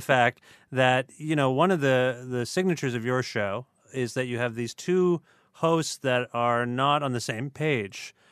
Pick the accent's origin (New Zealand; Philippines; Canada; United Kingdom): Canada